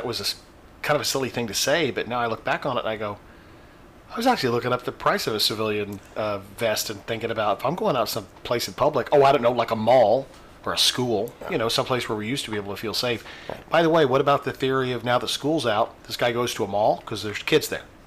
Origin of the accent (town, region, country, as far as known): Greenwood, Indiana, United States; born or raised there; moved away